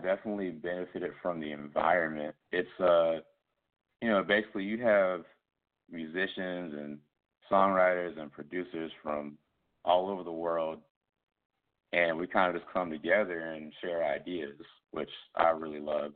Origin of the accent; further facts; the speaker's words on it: Columbia, South Carolina, United States; moved away as an adult; also born or lived in Boston; now in Atlanta, United States; my hometown of Columbia, South Carolina